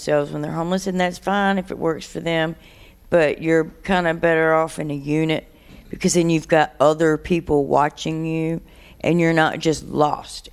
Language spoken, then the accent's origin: English; Durham, North Carolina, United States; I have been born and raised in Durham